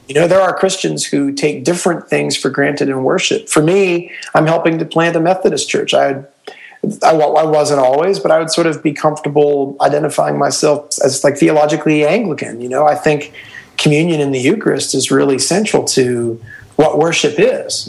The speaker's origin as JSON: {"language": "English", "town": "Hamilton", "region": "Ontario", "country": "Canada", "said": "We're from Hamilton, Ontario"}